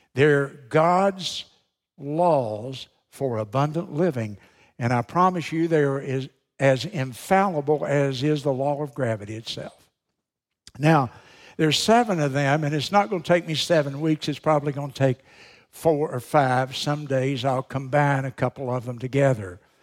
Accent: United States; being an American

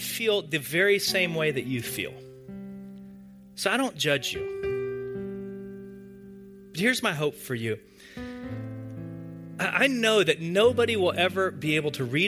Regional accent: the South, United States; growing up in the South in a church

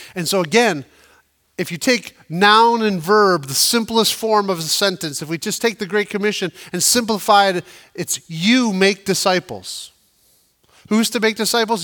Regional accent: United States; we as the American church

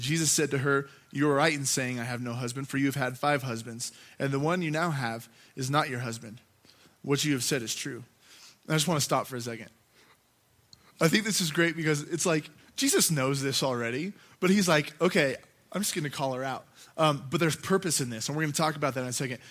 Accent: Gunnison, Colorado, United States; I grew up here in Gunnison

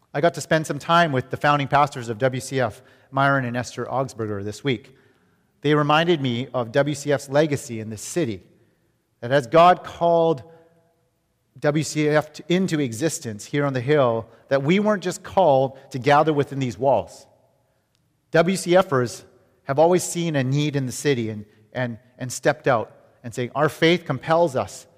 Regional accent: Vancouver, British Columbia, Canada; moved away; we're from Vancouver, Canada

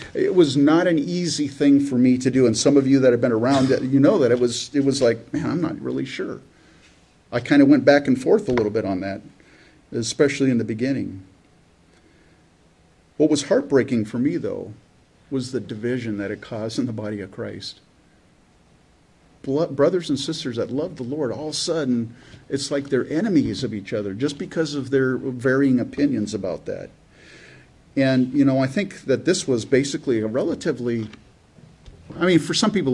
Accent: California, United States; born or raised there; also born or lived in Canada

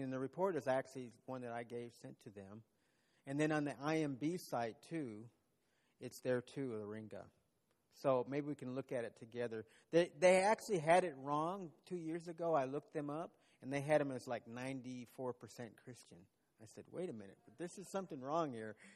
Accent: Texas, United States; moved away as an adult; now in Uganda; as a Texan

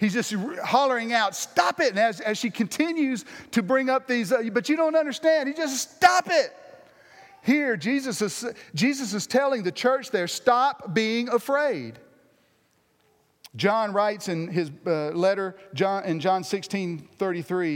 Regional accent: United States; me being the American

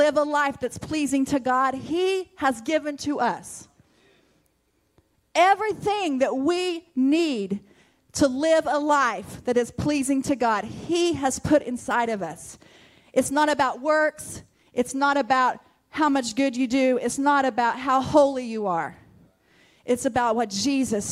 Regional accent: Mutual, United States; I grew up in Mutual

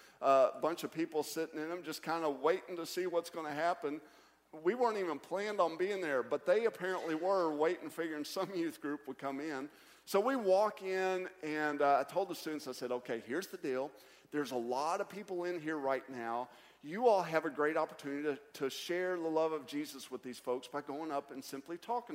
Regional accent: Kentucky, United States; moved away as an adult; now in South Carolina, United States; I'm from Kentucky, too.

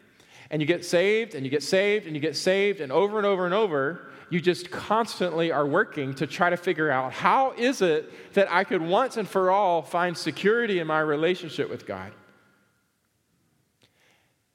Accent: the South, United States; I grew up in the South.

